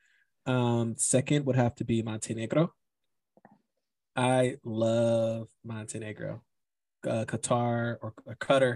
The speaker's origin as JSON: {"language": "English", "country": "United States", "moved": "as an adult", "said": "being an American"}